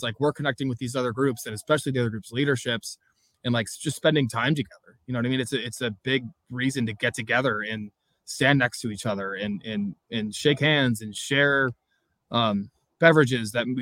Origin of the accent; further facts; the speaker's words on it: North County, California, United States; I'm born and raised in North County